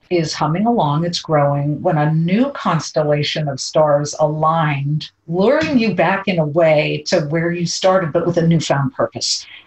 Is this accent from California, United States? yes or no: yes; California, United States; moved away; my home state, my amazing home state